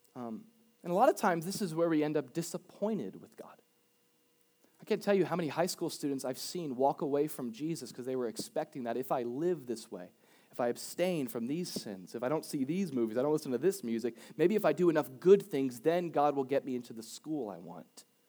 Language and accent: English; Boca Raton, Florida, United States; I was raised in Boca